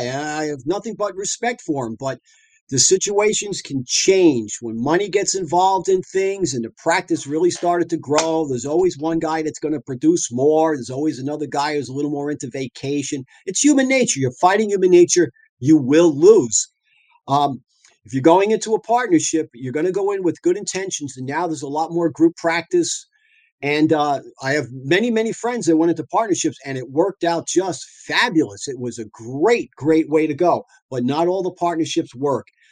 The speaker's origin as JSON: {"language": "English", "area": "South Shore, Long Island", "region": "suburbs of New York City", "country": "United States", "moved": "as an adult", "lives_now": "San Diego, United States", "said": "I'm from the South, uh, the South Shore, Long Island, suburbs of New York City"}